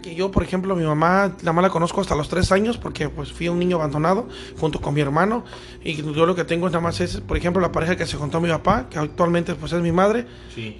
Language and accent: Spanish; Veracruz, Mexico; also born or lived in Mexico City; yo nací en México, pero me crié aquí en Veracruz